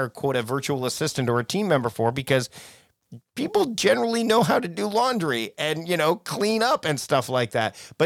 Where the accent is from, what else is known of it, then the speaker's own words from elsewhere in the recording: Canada; I'm Canadian